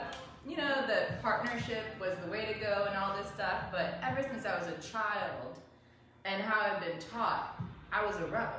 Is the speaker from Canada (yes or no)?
no; Belize; moved away; I grew up in Belize. I'm half black.